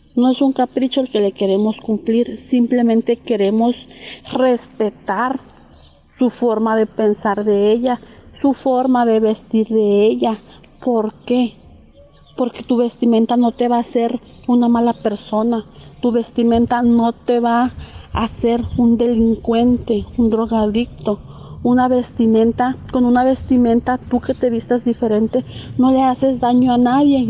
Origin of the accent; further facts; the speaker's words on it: San José Manialtepec, Oaxaca, Mexico; soy originaria de la comunidad de San José Manialtepec, Villa de Tututepec de Melchor Ocampo